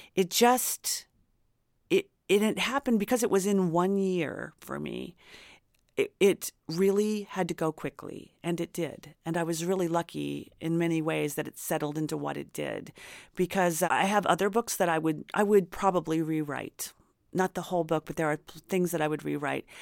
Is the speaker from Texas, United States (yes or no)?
no; Indiana, United States; now in Los Angeles, United States; I grew up in Indiana